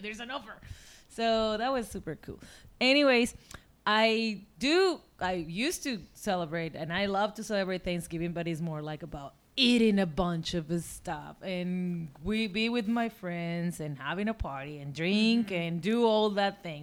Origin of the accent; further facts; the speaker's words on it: Tijuana, Baja California, Mexico; I'm coming from Tijuana, which is on the border with San Diego